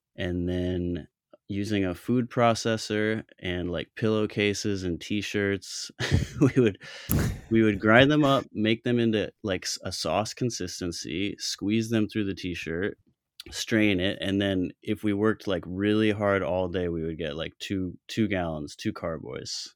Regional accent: Colorado, United States; moved away; also born or lived in Chicago / New York City; I'm from Colorado originally.

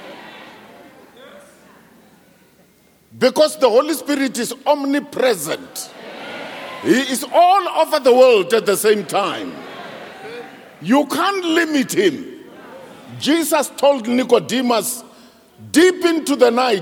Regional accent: South Africa; I am from Petanenge, a lousy village. I'm not from New York, Chicago, Moscow

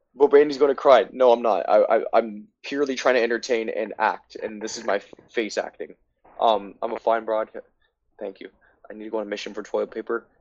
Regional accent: United States; also born or lived in New York State; As an American

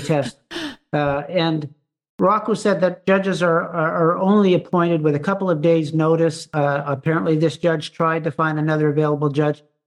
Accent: Canada; as a Canadian

